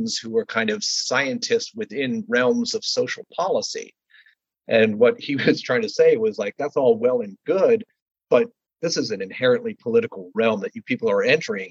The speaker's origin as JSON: {"language": "English", "region": "Ohio", "country": "United States", "tie": "born or raised there", "said": "when I was growing up in Ohio"}